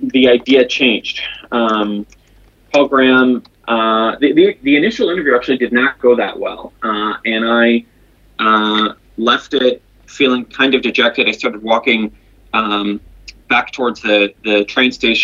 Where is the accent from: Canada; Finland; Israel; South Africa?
Israel; Jerusalem, Jerusalem District; moved away as an adult; also born or lived in Silicon Valley; I'm originally from Jerusalem, Israel, where I was born and raised